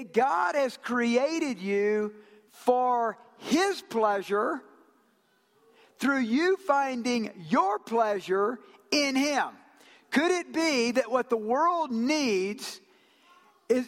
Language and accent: English; Georgia, United States; also born or lived in Japan; I'm from Georgia